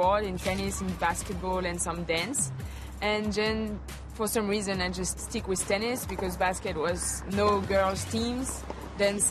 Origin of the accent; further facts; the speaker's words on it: Lyon, Auvergne-Rhône-Alpes, France; English is a second language; I'm from Lyon